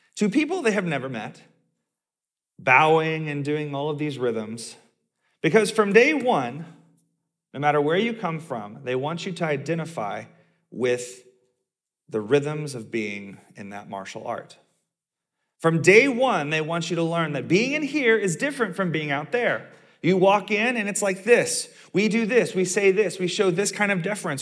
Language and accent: English; the South, United States; I grew up in the South